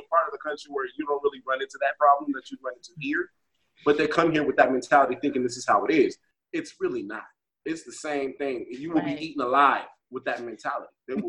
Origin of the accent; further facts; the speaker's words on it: Las Vegas, Nevada, United States; I'm from here.